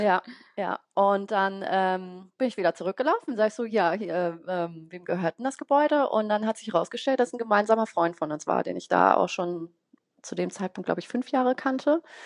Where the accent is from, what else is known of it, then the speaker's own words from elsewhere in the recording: Bonn, North Rhine-Westphalia, Germany; wohne in Bonn, bin auch gebürtige Bonnerin